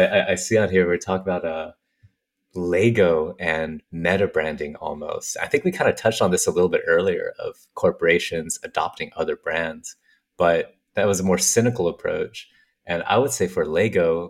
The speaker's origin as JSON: {"language": "English", "town": "Carlsbad", "region": "California", "country": "United States", "tie": "born or raised there", "said": "I grew up in Carlsbad, Encinitas, like northern San Diego area"}